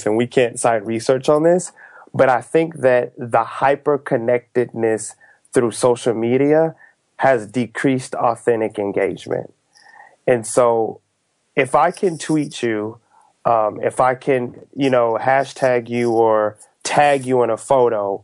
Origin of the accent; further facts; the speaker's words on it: Texas, United States; moved away; I'm from the South, and so I grew up in Texas